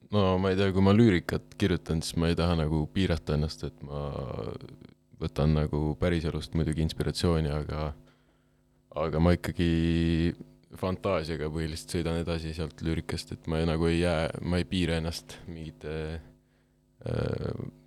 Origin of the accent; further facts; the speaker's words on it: Tartu, Tartu County, Estonia; ma olen Vaksalist pärit, ma olen terve elu Vaksalis, no Vaksal on see raudteejaam Tartus, seal piirkonnas